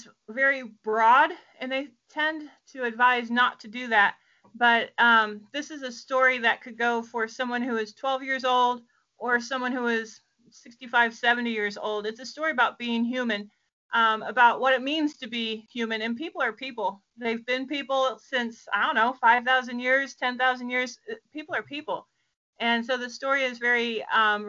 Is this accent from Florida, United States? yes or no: no; Virginia, United States; I am from Virginia, about 40 miles from DC, Washington, DC